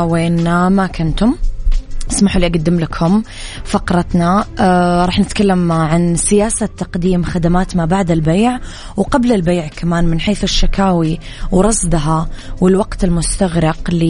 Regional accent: Eastern Province, Saudi Arabia; بما أني من الشرقية سهل أروح البر والبحر والمزارع

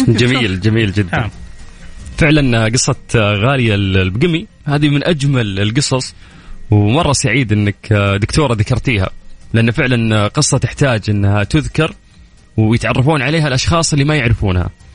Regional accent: Saudi Arabia; كلنا كسعوديين

